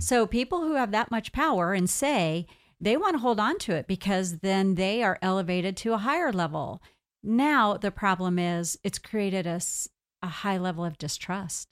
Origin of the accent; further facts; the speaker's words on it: United States; I'm here an American going into Canada